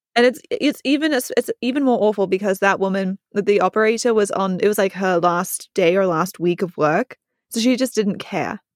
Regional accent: United States; I grew up in the United States

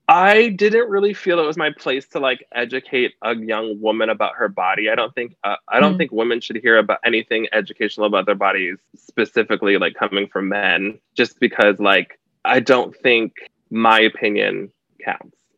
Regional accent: Canada; also born or lived in United States; I grew up in Canada. I grew up in a small town on the border of the States. So I grew up like partially in Canada, partially in the States

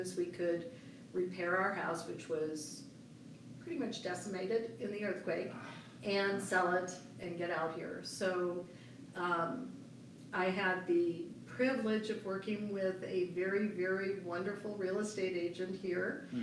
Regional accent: San Diego, California, United States; moved away as an adult; also born or lived in Los Angeles; now in Colorado, United States; I am from San Diego. I grew up in San Diego.

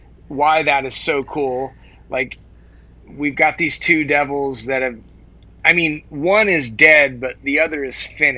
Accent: Santa Cruz, California, United States; I'm from Northern California. Yeah, I'm from Santa Cruz.

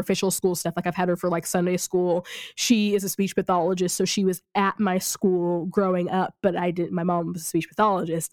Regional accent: rural Missouri, United States; also born or lived in Kansas City; I grew up in in rural Missouri

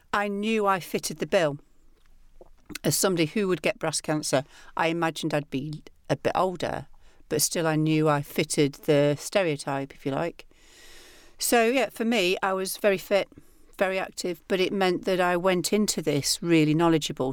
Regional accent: the north of England, United Kingdom; accent: northern; my accent. And I wanted it to be something that sounded comically northern

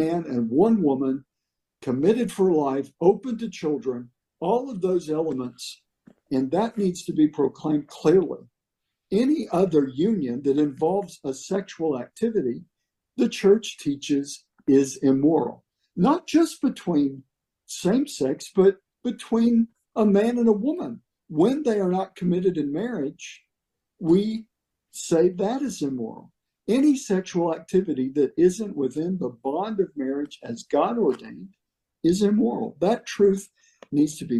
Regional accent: Atlanta, Texas, United States; Here in East Texas, near a town called Texarkana. The little town was Atlanta, Texas.

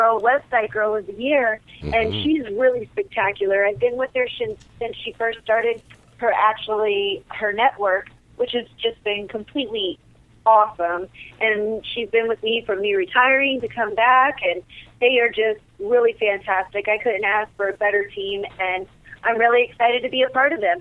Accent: Las Vegas, Nevada, United States; my hometown here

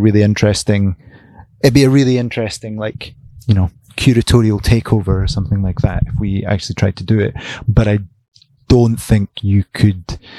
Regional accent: United Kingdom; we're very British

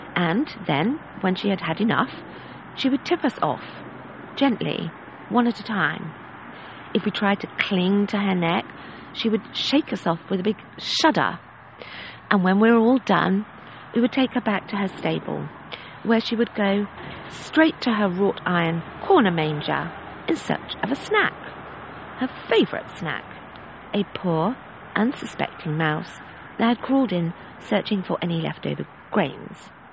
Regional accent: England, United Kingdom; Being English

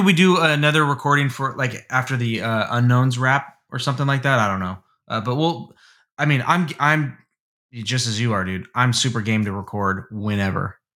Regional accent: United States; as an American

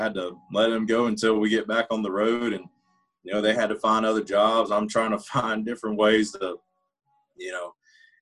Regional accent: Georgia, United States; now in Nashville, United States; the road I grew up on down in Georgia

